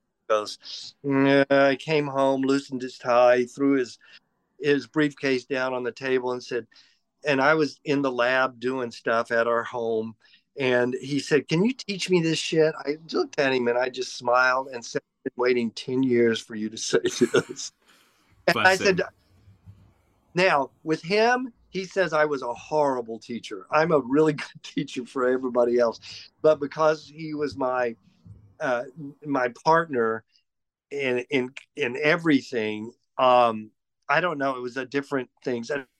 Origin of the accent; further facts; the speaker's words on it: Los Angeles, California, United States; basically grew up in Los Angeles. I met my husband there in 1979. We've been together for 44 years. We grew up together in Los Angeles.